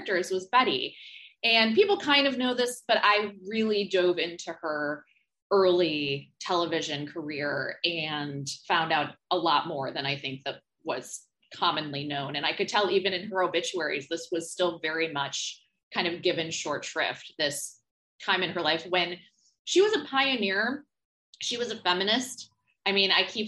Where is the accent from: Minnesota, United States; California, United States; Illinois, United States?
Illinois, United States; Homer Glen; moved away as an adult; also born or lived in West Coast; now in New York City, United States; the suburbs of Chicago, Homer Glen, et cetera, where we're from